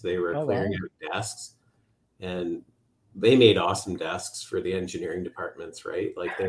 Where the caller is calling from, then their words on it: Ontario, Canada; I'm up in just west of Toronto in Ontario.